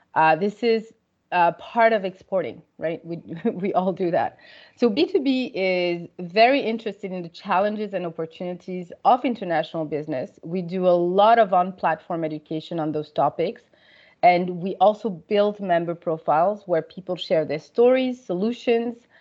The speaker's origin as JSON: {"language": "English", "town": "Paris", "region": "Île-de-France", "country": "France", "tie": "born or raised there", "also_born_or_lived": "Senegal / United States / United Kingdom / Canada", "moved": "as an adult", "said": "I grew up in Paris"}